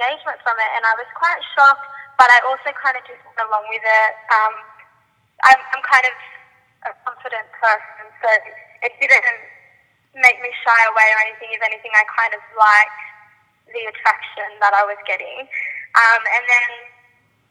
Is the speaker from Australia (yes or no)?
yes; Sydney, New South Wales, Australia; I grew up in Penrith in Sydney, and I'm still like currently living here.